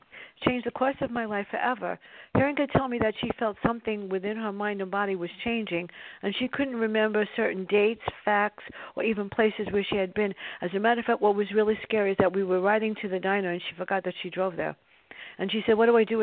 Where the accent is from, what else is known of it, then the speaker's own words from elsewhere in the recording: New York City, New York, United States; My sister and I grew up in the South Bronx